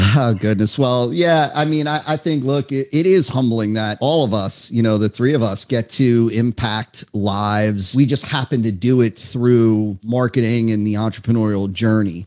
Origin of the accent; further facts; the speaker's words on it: New Jersey, United States; now in West Palm Beach, United States; I grew up in New Jersey. Uh, I'm now in South Florida